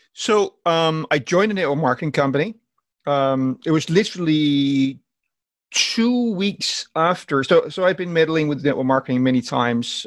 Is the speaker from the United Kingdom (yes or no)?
no; Denmark; accent: weird accent, combination of Danish and motivational speakers; moved away as an adult; I'm born in Denmark and I lived there until I was about 36. And uh, my weird accent is just a combination of um, of being being Danish